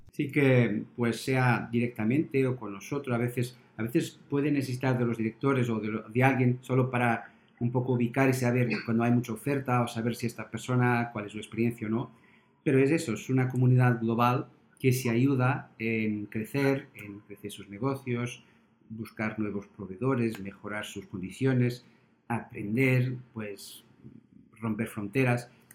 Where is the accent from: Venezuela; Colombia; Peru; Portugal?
Portugal; now in Spain; yo que soy portugués y trabajo en España